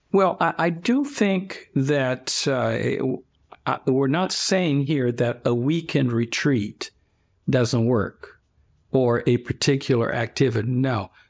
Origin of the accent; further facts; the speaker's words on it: Brazil; now in Ohio, United States; I am originally from Brazil, Where I grew up was during the military dictatorship